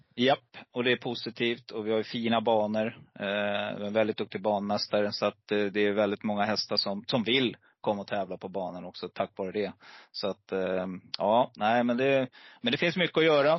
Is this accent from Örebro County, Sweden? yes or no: no; Stockholm, Stockholm County, Sweden; also born or lived in Gävle; Precis innan jag började årskurs ett så flyttade mamma och pappa till Stockholm